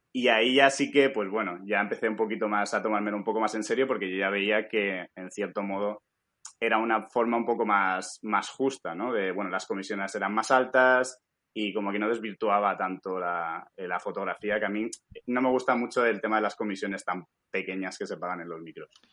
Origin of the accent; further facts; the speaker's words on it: Alicante, Valencian Community, Spain; moved away as an adult; now in United States; yo pues soy de Alicante